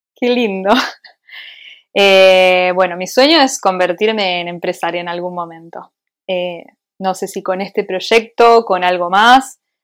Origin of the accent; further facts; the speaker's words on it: Argentina; moved away as an adult; also born or lived in Switzerland; now in Madrid, Spain; soy argentina, o sea, porque me crié en Argentina